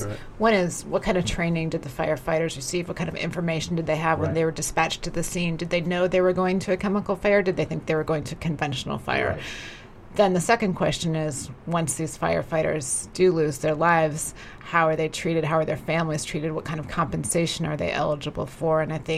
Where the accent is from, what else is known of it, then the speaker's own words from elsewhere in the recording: Ohio, United States; now in Beijing, China; I'm from Ohio originally